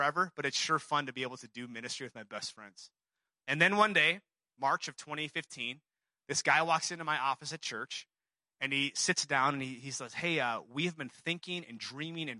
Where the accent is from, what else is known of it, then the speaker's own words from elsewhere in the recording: Seoul, South Korea; moved away; I'm from Seoul, South Korea